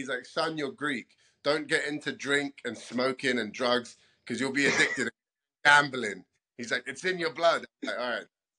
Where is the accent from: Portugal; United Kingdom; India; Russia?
United Kingdom; London; moved away as an adult; now in United States; Bro, so I'm only half Greek. My dad's Greek. My mom is Brazilian. But I'm born and bred in London, so I'm a bit of a mongrel mixed up. So I have cultures and bloodlines to the mix, you know. I'm a born and bred Londoner.